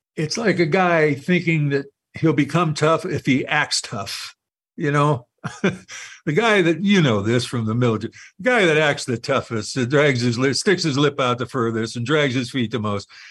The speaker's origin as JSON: {"language": "English", "country": "United States", "said": "being an American"}